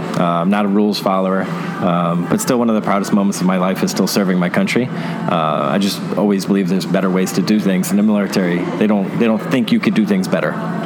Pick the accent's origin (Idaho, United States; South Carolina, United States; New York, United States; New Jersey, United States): New York, United States; New York City; now in Tampa Bay area, United States; growing up in Brooklyn, New York